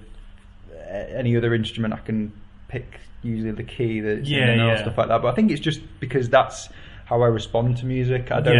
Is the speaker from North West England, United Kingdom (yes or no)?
yes; Warrington, North West England, United Kingdom; I grew up in Warrington, which is, and then the stock answer that follows that is it's in between Manchester and Liverpool.